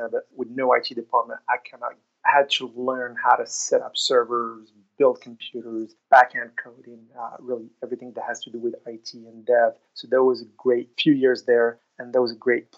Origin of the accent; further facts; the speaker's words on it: Morocco; moved away as an adult; also born or lived in Oklahoma, United States; now in Austin, United States; I was born and raised in Morocco.